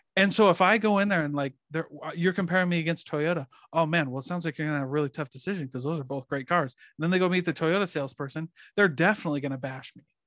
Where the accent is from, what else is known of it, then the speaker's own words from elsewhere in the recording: Iowa, United States; I grew up in Iowa